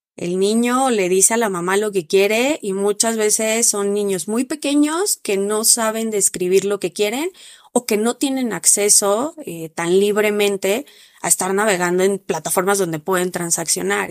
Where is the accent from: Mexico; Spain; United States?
Mexico; en México no estábamos tan preparados